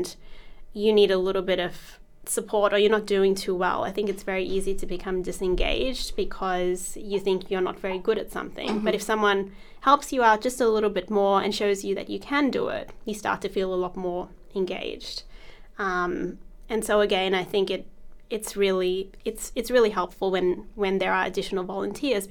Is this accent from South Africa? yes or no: yes; South Africa; also born or lived in India (ancestry); now in Australia; I was born in South Africa, and mm-hmm. I lived there for many years